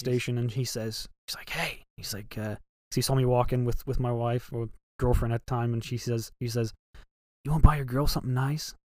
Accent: Ohio, United States; I'm from Ohio

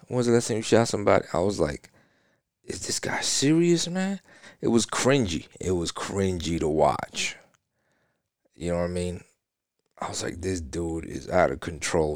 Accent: New York, United States; now in Florida, United States; Well, I'm from New York. I mean, I live in Florida, but, you know what I'm saying? I'm from New York.

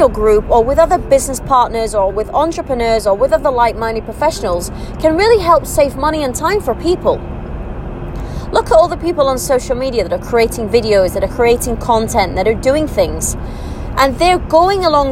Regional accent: United Kingdom; moved away as an adult; now in United Arab Emirates; I'm British, born and bred British, but I'm living in the UAE

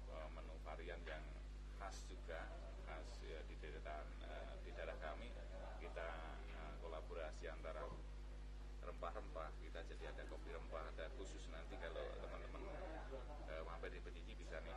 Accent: Special Region of Yogyakarta, Indonesia; masih kita tonjolkan budaya-budaya Mataram yang ada karena kita orang Mataram juga

